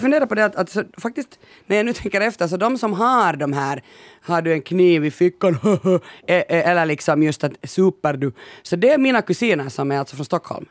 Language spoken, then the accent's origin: Swedish; Finland